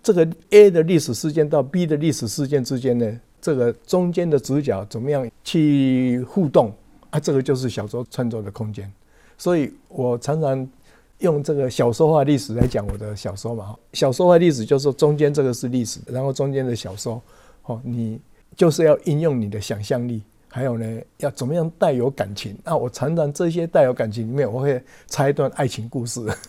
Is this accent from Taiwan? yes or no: yes; Taiwan; 我们台湾人